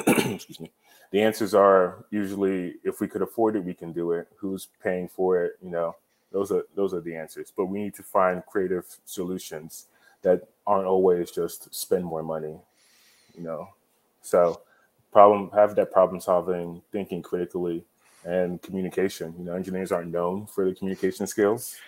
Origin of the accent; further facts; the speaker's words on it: Nigeria; now in Texas, United States; I'm Nigerian